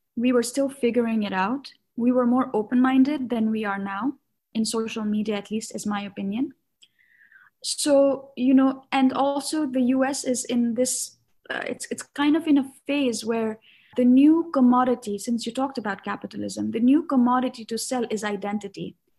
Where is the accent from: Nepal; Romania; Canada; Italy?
Nepal; Kathmandu, Bagmati; moved away as an adult; now in New York, United States; I was born and raised in Kathmandu, which is the capital city and the biggest city in Nepal.